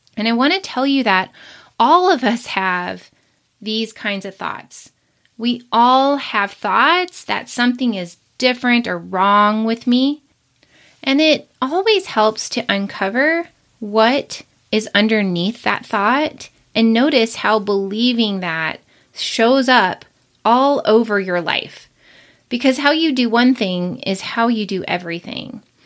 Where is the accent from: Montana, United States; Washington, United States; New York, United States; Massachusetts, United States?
Montana, United States; Billings; I'm from Billings, Montana